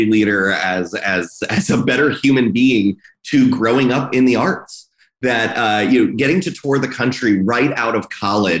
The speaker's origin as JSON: {"language": "English", "town": "Fort Lauderdale", "region": "Florida", "country": "United States", "tie": "born or raised there", "also_born_or_lived": "New York", "moved": "yes", "lives_now": "Philadelphia, United States", "said": "growing up in Fort Lauderdale"}